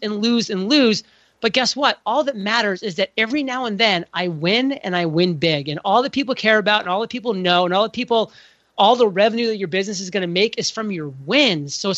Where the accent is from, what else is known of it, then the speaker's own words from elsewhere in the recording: New England, United States; I'm from New England